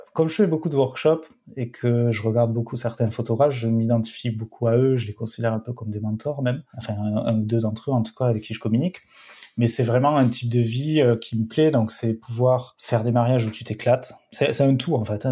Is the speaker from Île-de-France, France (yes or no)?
no; Perpignan, Occitania, France; Perpignan, c'est pas Marseille non plus, mais c'est vrai qu'on est pas mal quand même